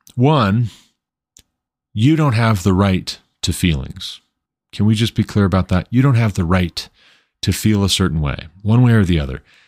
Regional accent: United States; as an American, a, as a citizen of these United States of America

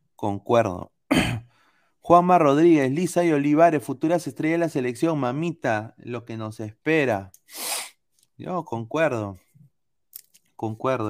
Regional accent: Peru; moved away

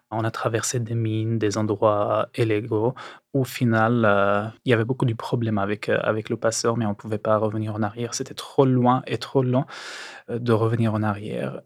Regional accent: Aleppo, Aleppo Governorate, Syria; French is a second language; moved away as an adult; now in Paris, France; Je suis né à Alep, euh, c'est ma ville natale.

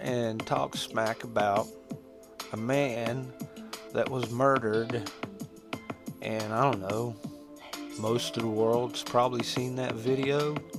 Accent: Huntington, West Virginia, United States; born or raised there

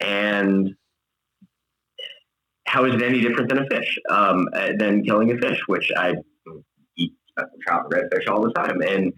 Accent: Tampa, Florida, United States; also born or lived in Tallahassee; now in Wisconsin, United States; So Alex Gramavot, originally from Tampa, Florida, moved to southern Wisconsin from Tallahassee, Florida, native Floridian

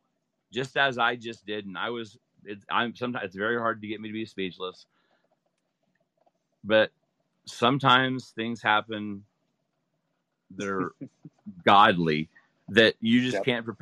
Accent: Utah, United States; also born or lived in Las Vegas; I'm from Utah. I'm here in Las Vegas. I'm in Utah right now tonight.

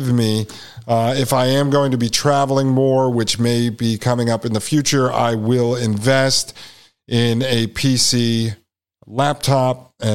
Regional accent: New Haven, Connecticut, United States; I was born in 1981 in New Haven, Connecticut.

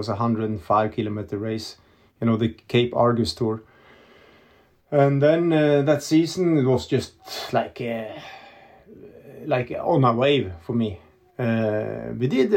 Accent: Norway; moved away; also born or lived in Italy; When I was a kid, I grew up in a valley with 400 people

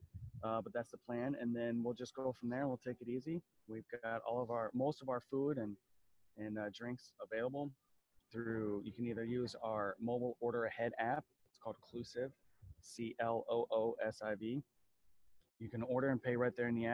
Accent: the South, United States; I grew up in the South

